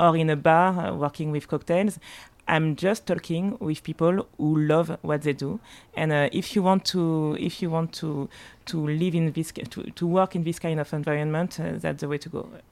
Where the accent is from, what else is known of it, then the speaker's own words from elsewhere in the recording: Martinique; English is a second language; now in Paris, France; I was born in Paris, but, uh, but I grew up, uh, partly in Paris and partly in Martinique.